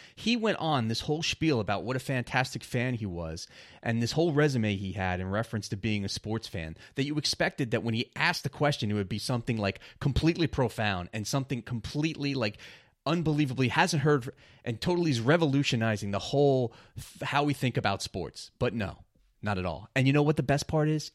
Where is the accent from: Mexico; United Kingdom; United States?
United States; New York; growing up in New York